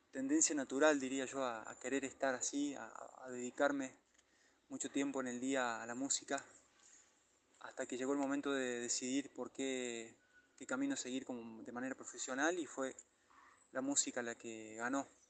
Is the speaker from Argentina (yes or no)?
yes; Villa Huidobro, Córdoba, Argentina; mi pueblo natal, Cañada Verde, como le llamamos.